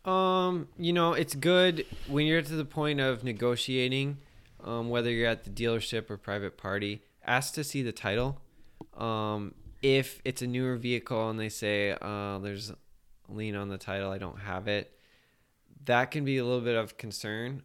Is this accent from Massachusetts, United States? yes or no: no; Iowa, United States; moved away; I enjoy the state. It's my home state.